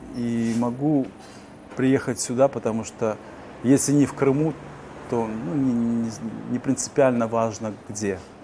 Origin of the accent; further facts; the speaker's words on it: Uzbekistan; also born or lived in Simferopol, Crimea / Kyiv, Ukraine; now in Warsaw, Poland; Я родился в Узбекистане, в депортации. Я никогда не считал Узбекистан своей родиной. Я знал, что я крымский татарин